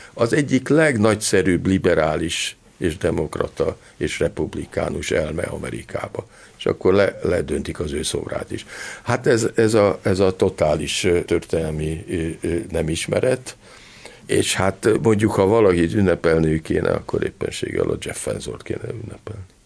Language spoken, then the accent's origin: Hungarian; Hungary; én például abban nőttem föl, hogy volt cenzúra Magyarországon